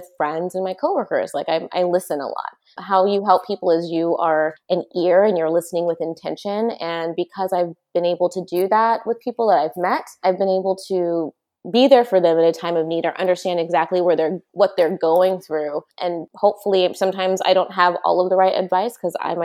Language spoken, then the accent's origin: English; San Luis Obispo, California, United States; moved away as an adult; now in Bay Area, United States; I'm originally from San Luis Obispo